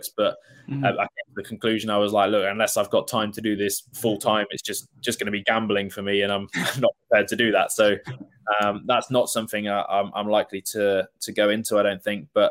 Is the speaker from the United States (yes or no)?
no; Worcester, West Midlands, United Kingdom; So I'm from Worcester